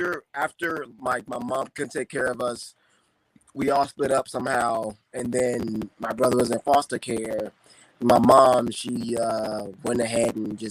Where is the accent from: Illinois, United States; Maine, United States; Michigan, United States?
Illinois, United States; Chicago; moved away as an adult; also born or lived in Indianapolis, Indiana; now in Indiana, United States; Yes, I grew up in South Side of Chicago. I grew up on 69th and Eggleston.